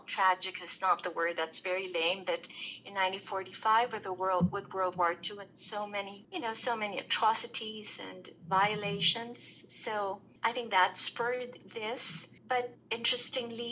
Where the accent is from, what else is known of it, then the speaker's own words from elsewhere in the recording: Philippines; I'm from the Philippines.